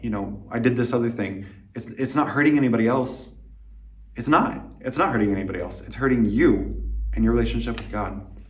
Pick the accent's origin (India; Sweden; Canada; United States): United States; moved away as an adult; now in Liberec, Czech Republic; I'm an American missionary in Liberec, Czech Republic